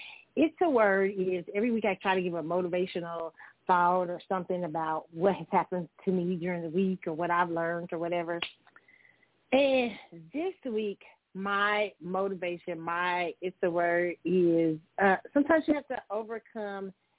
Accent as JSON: {"language": "English", "town": "Kansas City", "region": "Missouri", "country": "United States", "tie": "born or raised there"}